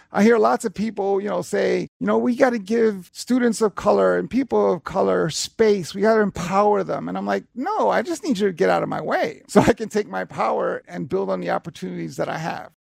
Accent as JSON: {"language": "English", "town": "New York City", "region": "New York", "country": "United States", "tie": "born or raised there", "said": "I grew up in Hell's Kitchen, New York from the seventies and eighties"}